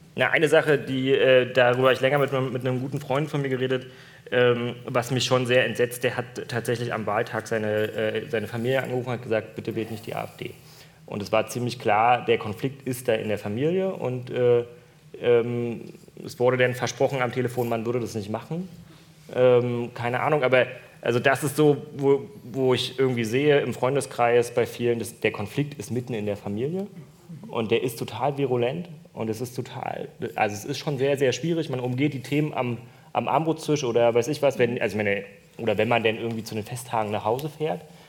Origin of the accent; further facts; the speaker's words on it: Berlin, Germany; ich bin in Ostberlin geboren, am kürzeren Ende der Sonnenallee